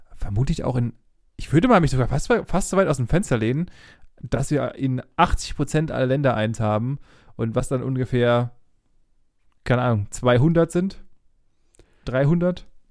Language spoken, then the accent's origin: German; Germany; wir als Deutsche